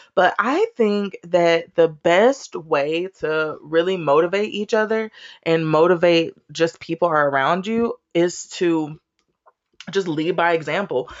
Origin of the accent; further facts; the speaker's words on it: Austin, Texas, United States; I was born and raised in Austin, Texas